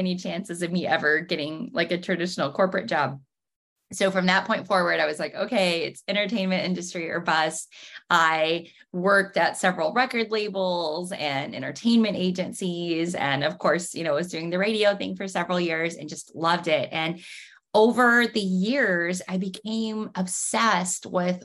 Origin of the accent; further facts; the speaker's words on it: Oklahoma, United States; now in Franklin, United States; I grew up in Oklahoma